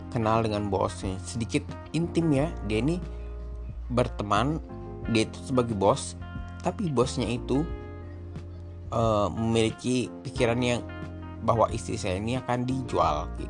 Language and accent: Indonesian; Denpasar, Bali, Indonesia; born there; Saya lahir di Denpasar 21 September 88. Saya sekarang berumur 32 tahun.